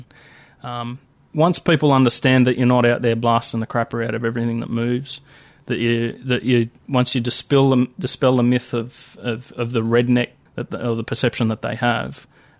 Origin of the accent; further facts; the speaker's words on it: New South Wales, Australia; I guess you could call it semi-rural sort of environment, but... Yeah, I grew up in the Blue Mountains.